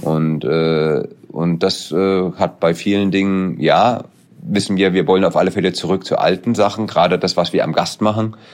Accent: Hesse, Germany; ich bin Hesse

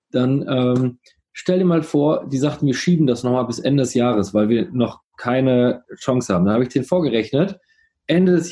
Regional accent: Coesfeld, North Rhine-Westphalia, Germany; auch für kleine Städte wie, ich komme ja aus Coesfeld, wie Coesfeld, kannst du auch da wohnen bleiben

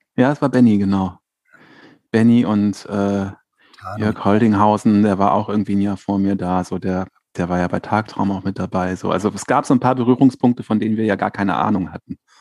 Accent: Berlin, Germany; moved away as an adult; also born or lived in Dinkelsbühl, Franconia; now in Potsdam, Germany; ich bin in Berlin aufgewachsen, Berlin-Lichterfelde

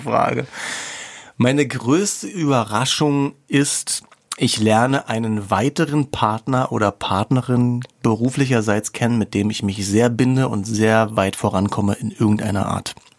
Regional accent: East Germany, Germany; Ich bin auch ein Ossi im tiefsten Innern

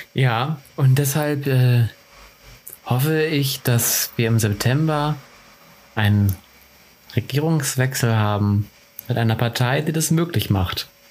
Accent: Cuxhaven, Lower Saxony, Germany; moved away; ich komme ja aus, ursprünglich aus Cuxhaven, ist auch eine Kleinstadt

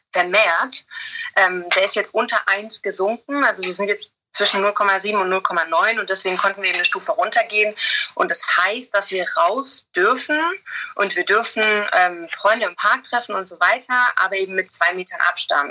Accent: Germany; now in England; Ich als Deutsche

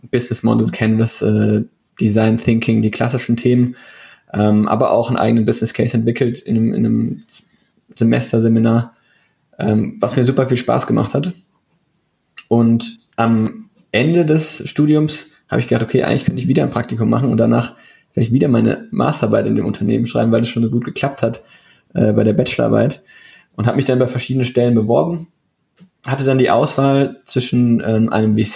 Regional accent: Darmstadt, Hesse, Germany; also ich ich bin hier sogar in Darmstadt aufgewachsen, wo ich jetzt auch arbeite.

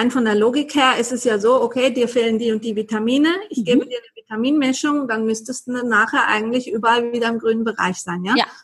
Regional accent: Basel, Basel-Stadt, Switzerland; ich komme aus Basel in der Schweiz.

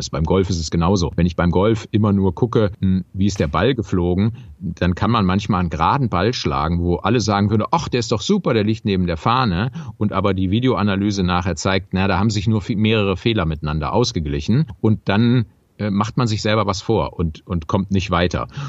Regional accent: Düsseldorf, North Rhine-Westphalia, Germany; weil ich fühle mich ja als Rheinländer, weil ich da groß geworden bin in Düsseldorf

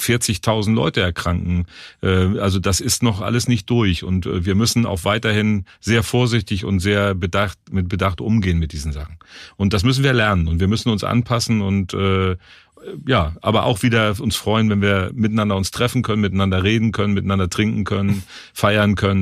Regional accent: Germany; now in Cologne, Germany; ich komme ja nicht aus Köln, ich bin in der Nähe von Hamburg groß geworden

